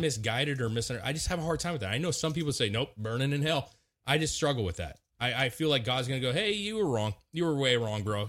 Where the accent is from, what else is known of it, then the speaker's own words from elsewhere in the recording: Washington, United States; moved away; I grew up in Washington